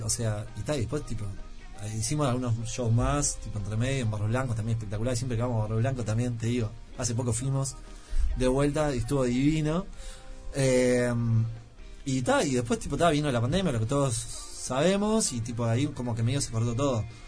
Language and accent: Spanish; Uruguay; Yo soy un uruguayo fallado